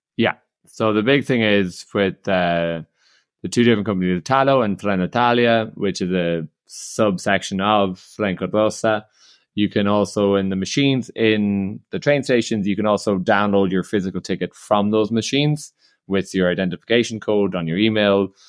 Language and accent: English; Ireland; I'm Irish